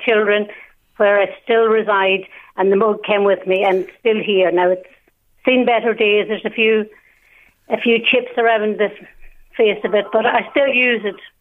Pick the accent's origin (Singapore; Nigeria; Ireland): Ireland; Donegal, Ulster; moved away as an adult; also born or lived in Glasgow / Dublin; now in Navan, Ireland; I was from Donegal